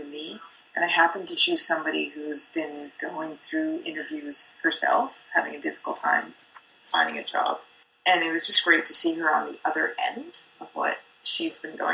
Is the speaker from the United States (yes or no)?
no; Canada; That's what's like being Canadian. We're not New York or Hollywood